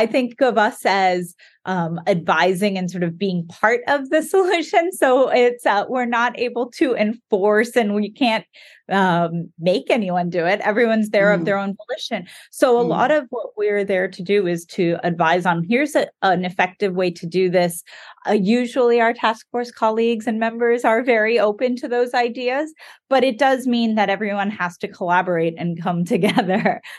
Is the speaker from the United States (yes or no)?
no; Thailand; moved away as an adult; also born or lived in Bangladesh / India; I was born in Bangladesh and grew up in Asia. So I grew up in Thailand, in India, having only come to sort of the West, if you will, as an adult.